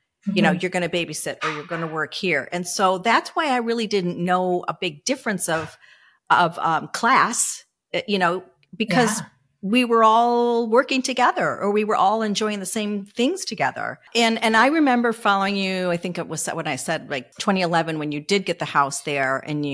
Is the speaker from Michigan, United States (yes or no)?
yes; Michigan, United States; how we grew up, because we were in an area that was, you know, affluent